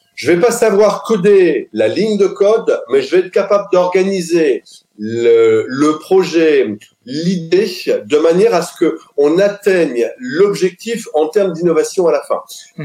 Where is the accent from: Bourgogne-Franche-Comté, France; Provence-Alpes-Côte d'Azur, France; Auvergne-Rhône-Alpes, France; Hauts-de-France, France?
Hauts-de-France, France; Lille; also born or lived in French Alps; je suis lillois à la base. Je suis né à Lille